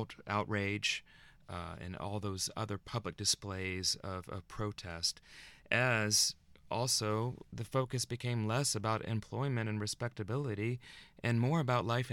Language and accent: English; Arkansas, United States; growing up in Arkansas